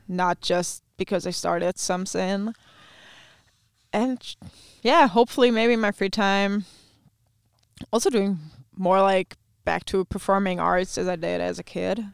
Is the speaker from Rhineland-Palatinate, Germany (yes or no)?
yes; Neuwied, Rhineland-Palatinate, Germany; first language German; English is a second language; moved away as an adult; also born or lived in Iowa, United States; My hometown is called Neuwied